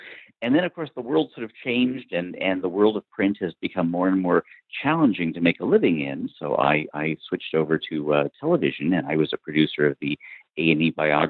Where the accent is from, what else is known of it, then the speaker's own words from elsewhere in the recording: Southern California, United States; I grew up in Southern California with the film industry around me